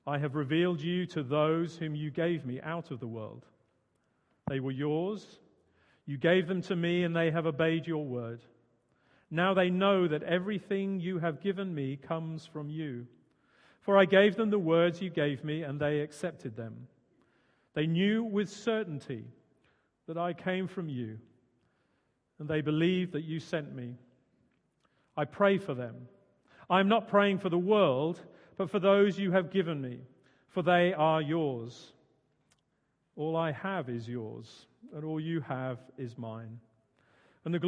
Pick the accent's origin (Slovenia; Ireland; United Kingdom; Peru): United Kingdom; Suffolk, East of England; also born or lived in Hawley, Surrey; now in Guildford, United Kingdom; originally I'm from Suffolk